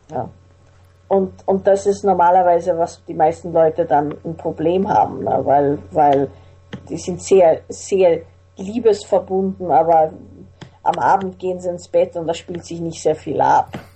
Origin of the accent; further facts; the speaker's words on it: Vienna, Austria; also born or lived in Salzburg; ich bin in Wien, in Salzburg und in Wien aufgewachsen